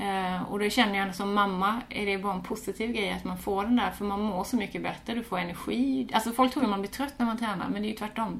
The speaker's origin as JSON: {"language": "Swedish", "town": "Båstad", "region": "Skåne", "country": "Sweden", "tie": "born or raised there", "also_born_or_lived": "Australia", "moved": "as an adult", "said": "Jag är från Båstad mm. från början, född mm. här och uppvuxen här, gått mm. skola och så."}